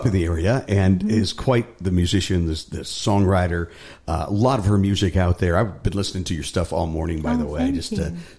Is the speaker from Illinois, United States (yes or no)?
no; Ohio, United States; I come from Ohio.